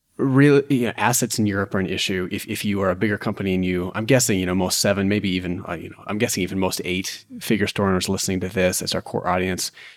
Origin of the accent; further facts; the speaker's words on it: United States; the U S, my home country